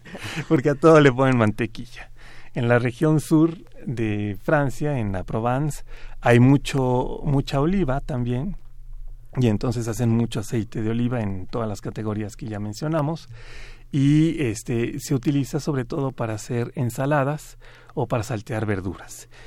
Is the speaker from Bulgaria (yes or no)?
no; Mexico